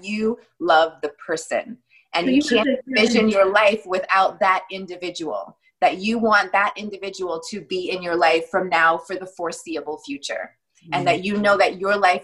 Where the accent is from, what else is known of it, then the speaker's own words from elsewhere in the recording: New York City, New York, United States; also born or lived in Queens, New York; now in Fort Lauderdale, United States; I was born in Brooklyn. I'm a Brooklyn girl.